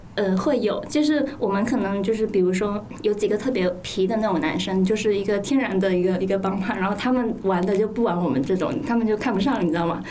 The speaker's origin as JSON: {"language": "Chinese", "region": "Guangdong", "country": "China", "tie": "born or raised there", "said": "我应该童年是在潮汕地区过的"}